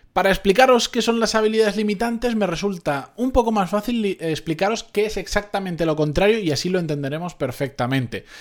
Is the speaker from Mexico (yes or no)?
no; Benidorm, Valencian Community, Spain; de donde yo soy, de Benidorm, de aquella zona